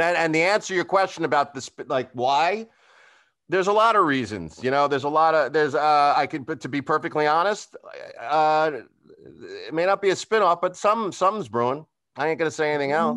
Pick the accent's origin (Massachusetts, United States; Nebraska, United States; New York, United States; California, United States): New York, United States; Long Island; moved away as an adult; also born or lived in Los Angeles; I'm from New York. I'm from Long